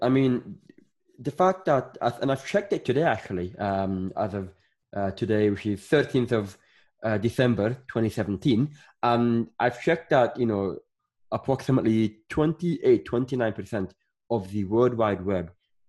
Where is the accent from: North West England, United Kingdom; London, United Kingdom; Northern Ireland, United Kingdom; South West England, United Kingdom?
Northern Ireland, United Kingdom; also born or lived in Sudan / Scotland / England; I was born in Sudan and I grew up in Northern Ireland, but I lived in Scotland. I lived in England. And that, you know, is why my accent is just all over the place.